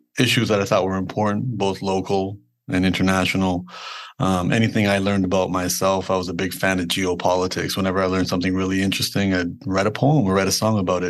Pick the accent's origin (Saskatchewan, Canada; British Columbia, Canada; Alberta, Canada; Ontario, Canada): Ontario, Canada; Toronto; born and raised in Toronto, Canada